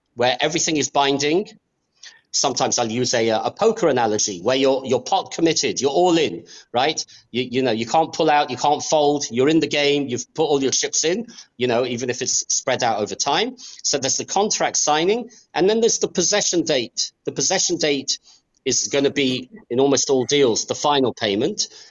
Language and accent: English; England, United Kingdom; also born or lived in Australia / United States; now in Israel; I was born in Australia I grew up in England.